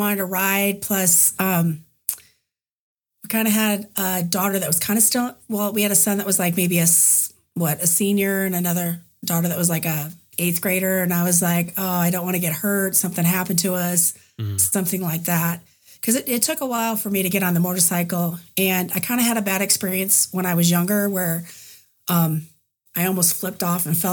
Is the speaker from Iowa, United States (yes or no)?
yes; Des Moines, Iowa, United States; from Des Moines, Iowa